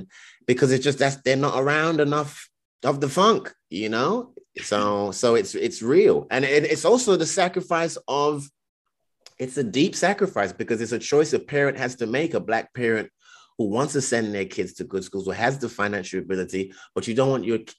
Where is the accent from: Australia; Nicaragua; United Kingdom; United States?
United Kingdom; sometimes I question it, like, oh, that's because I was raised in Britain, you know